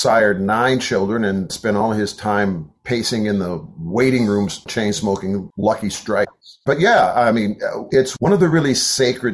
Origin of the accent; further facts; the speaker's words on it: Wisconsin, United States; moved away as an adult; also born or lived in Southeast United States; I was raised in Wisconsin and 50 years ago moved to the Southeast.